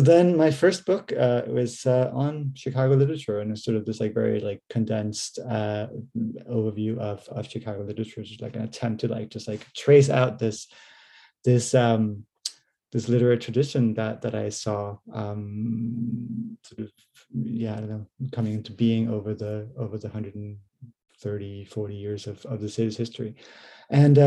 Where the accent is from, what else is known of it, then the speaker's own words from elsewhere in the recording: Denmark; moved away as an adult; also born or lived in United States / Canada; now in Norwich, United Kingdom; I'm originally from Denmark, but went to university and did my PhD in the US and Canada